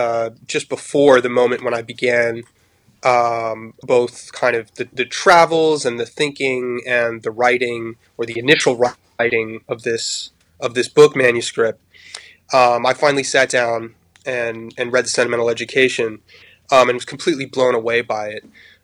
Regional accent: Paris, Île-de-France, France; also born or lived in United States; although I'm American, I grew up abroad. My parents were journalists, and we moved to Paris when I was quite young. I was about 8 years old.

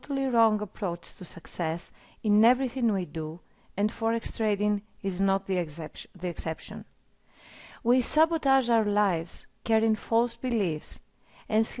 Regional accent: Greece; I'm from Greece.

